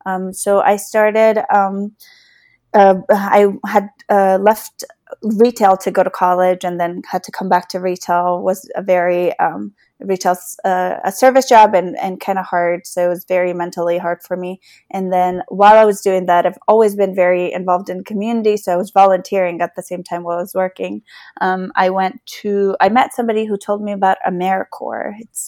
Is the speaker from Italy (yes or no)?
no; Afghanistan; also born or lived in Beaverton, United States; now in Virginia, United States; I'm a refugee from Afghanistan, and my family was resettled in Beaverton, Oregon. And we moved to Northern Virginia in 2006